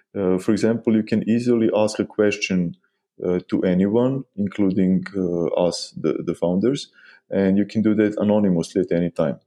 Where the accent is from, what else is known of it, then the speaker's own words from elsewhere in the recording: Novi Sad, Vojvodina, Serbia; we are from Novi Sad, Serbia